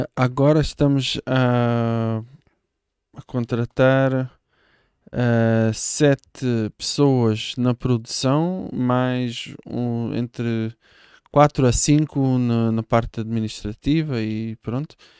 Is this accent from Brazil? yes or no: no; Israel; Portuguese is a second language; moved away as an adult; now in Portugal; eu sou de Israel. Uh, com 21 ou 22 uh, ah, deixei o país